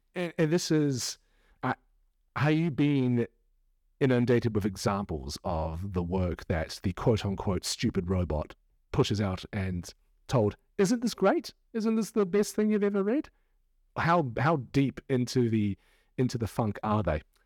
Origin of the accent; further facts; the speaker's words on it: New Zealand; now in United Kingdom; I'm a Kiwi and I'm living among a country of Brits.